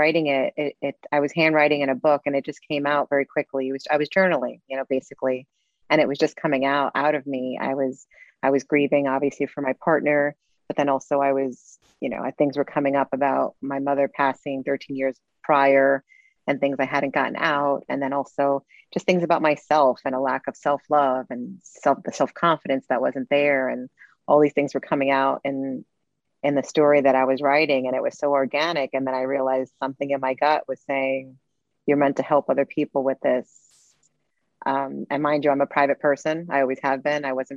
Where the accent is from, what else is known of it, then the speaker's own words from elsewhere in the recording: New York City, New York, United States; I'm Latin American, born in Brooklyn, New York. My background is from Puerto Rico, Mexico, and Cuba